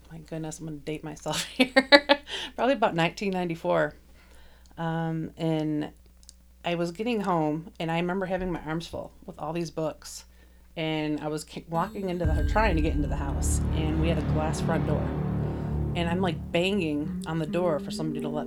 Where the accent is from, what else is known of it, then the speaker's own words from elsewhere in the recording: Grand Rapids, Michigan, United States; Michigan. Born and raised in Grand Rapids.